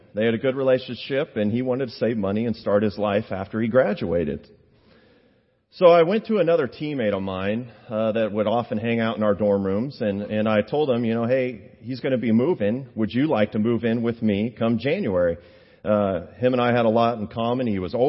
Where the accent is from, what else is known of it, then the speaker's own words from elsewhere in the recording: Kansas, United States; Being born and raised in Kansas